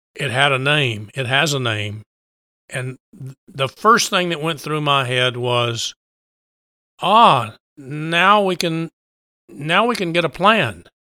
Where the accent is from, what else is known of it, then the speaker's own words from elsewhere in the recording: Texas Panhandle, United States; also born or lived in Austin, Texas; Grew up out on the plains in, in Panhandle